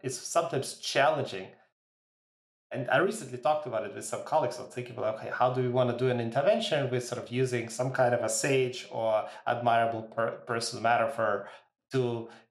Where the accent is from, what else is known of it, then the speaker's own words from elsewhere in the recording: Ukraine; now in Canada; I was born in Ukraine and so some of my family is in that part of the world